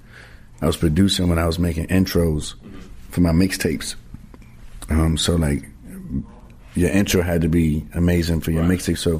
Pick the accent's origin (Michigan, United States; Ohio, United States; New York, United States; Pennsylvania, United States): New York, United States; New York City; growing up in the Bronx.